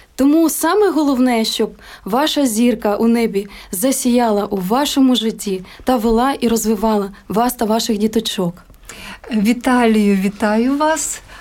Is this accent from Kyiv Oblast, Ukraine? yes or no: no; Kovel, Volyn Oblast, Ukraine; Моє дитинство це якраз такі великий народний волинський хор. І це просто гуляння е, на вулиці, ряжені. Батьки працювали у місті Ковель